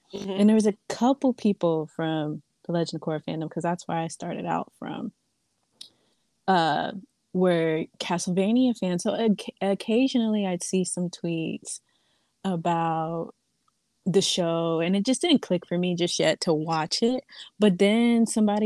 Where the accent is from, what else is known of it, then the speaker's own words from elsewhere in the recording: East Coast, United States; I'm from the East Coast, closer towards the southern end